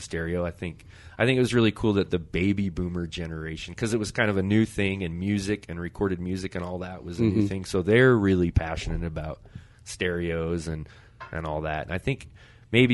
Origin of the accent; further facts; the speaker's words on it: Highland, Utah, United States; also born or lived in Salt Lake City, Utah; I was born in Salt Lake.